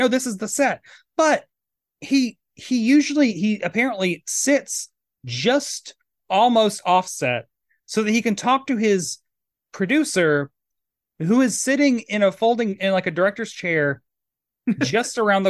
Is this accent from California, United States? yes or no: no; Tennessee, United States; I'm from Tennessee, so I assume anyone on Long Island's a Yankee liberal.